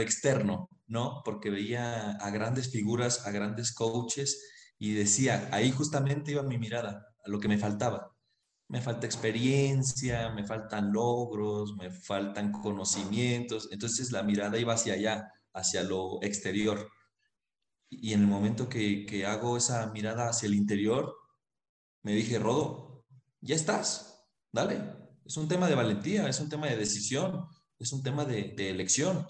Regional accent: Mexico; now in Cusco, Peru; soy mexicano, ahorita me siento cusqueño

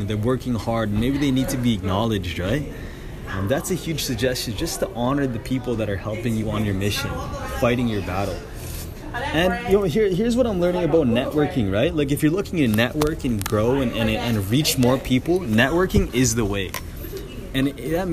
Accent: Canada; being a Canadian

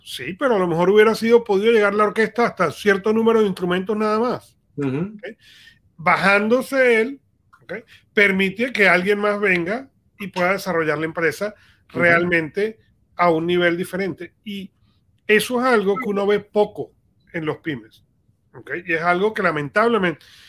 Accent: Venezuela; yo crecí en Venezuela

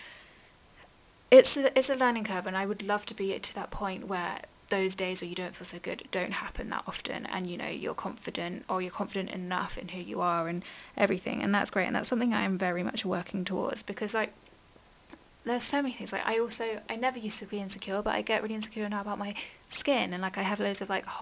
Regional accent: England, United Kingdom; I've grown up in England

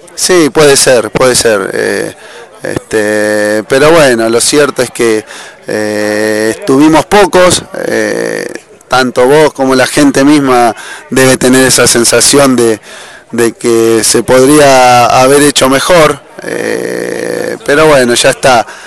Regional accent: Santa Fe, Argentina; moved away; De Santa Fe.

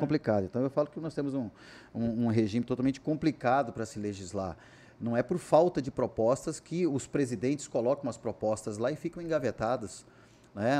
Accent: Cuiabá, Mato Grosso, Brazil; Sou nascido e criado em Cuiabá.

